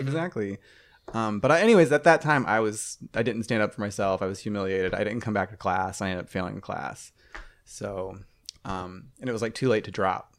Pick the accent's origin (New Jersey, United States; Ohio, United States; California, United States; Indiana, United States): Ohio, United States; moved away; I'm from Ohio